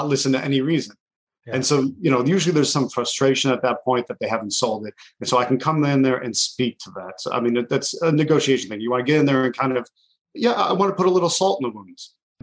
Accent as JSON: {"language": "English", "town": "Buffalo", "region": "New York", "country": "United States", "tie": "born or raised there", "said": "I grew up right on the border. I'm from Buffalo, New York"}